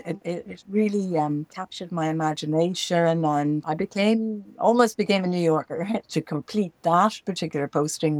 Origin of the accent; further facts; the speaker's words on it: Dublin, Leinster, Ireland; moved away as an adult; also born or lived in China / New York; I grew up in Dublin, in Ireland